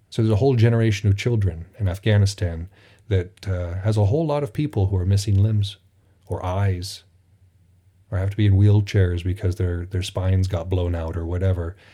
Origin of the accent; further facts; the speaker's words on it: United States; It is strange now being an American